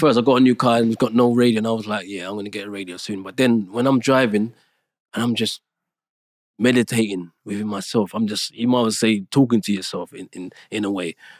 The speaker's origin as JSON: {"language": "English", "country": "Jamaica", "tie": "born or raised there", "moved": "yes", "said": "I was born in Jamaica"}